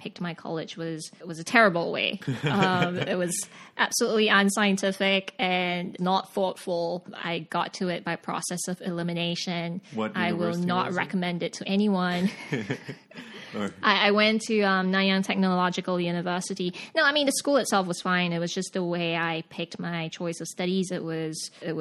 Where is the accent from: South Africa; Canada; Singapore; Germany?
Singapore; moved away as an adult; also born or lived in Sydney, Australia / Beijing, China; now in New York, United States; I'm from Singapore. I got born and bred and grew up and studied and did everything in Singapore